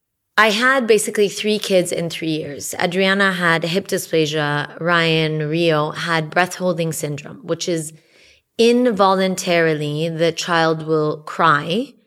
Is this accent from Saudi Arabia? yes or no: yes; Saudi Arabia; Yeah, we grew up together in Saudi Arabia.